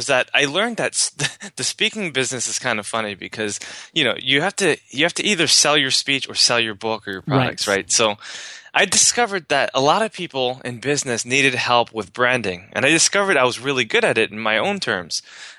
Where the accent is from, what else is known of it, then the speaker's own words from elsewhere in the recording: New York, United States; I grew up in the ghetto of, you know, New York. I was raised in the Bronx, and, you know, my family was very poor